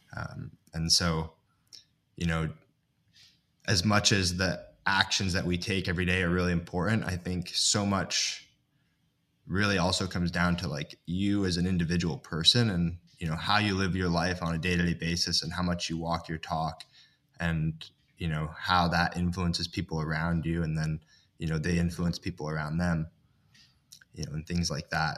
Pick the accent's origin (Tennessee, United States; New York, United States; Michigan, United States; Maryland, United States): New York, United States; Ithaca; I grew up in Ithaca, New York, which is landlocked